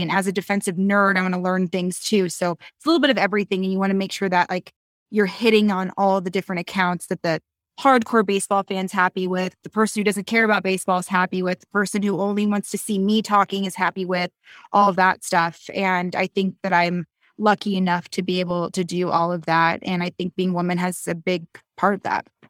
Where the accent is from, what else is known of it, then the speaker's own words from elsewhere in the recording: Reno, Nevada, United States; I'm from Reno